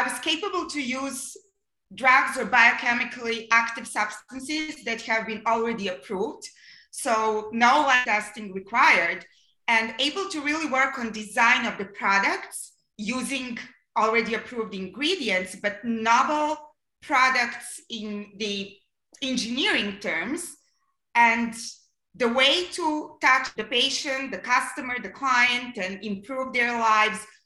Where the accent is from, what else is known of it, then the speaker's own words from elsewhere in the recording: Serbia; moved away as an adult; also born or lived in Belgrade, Serbia / Berlin, Germany / Vancouver, Canada; now in Arizona, United States; I was born and grew up in a country that was called Yugoslavia. Unfortunately, there's no more such a country. It's Serbia these days.